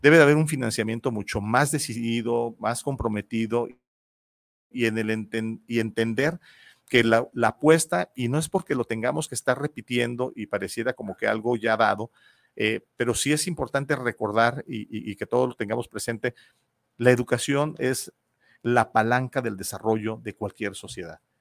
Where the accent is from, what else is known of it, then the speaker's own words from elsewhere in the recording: Guadalajara, Jalisco, Mexico; Yo viví de joven en, la, en el barrio de San Juan Bosco